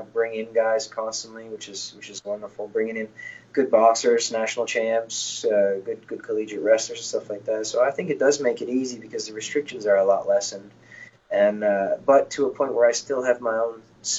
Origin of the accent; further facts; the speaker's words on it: Newfoundland and Labrador, Canada; now in Halifax, Canada; Newfoundland's my hometown that I grew up in, but my house and everything else is in Halifax, Nova Scotia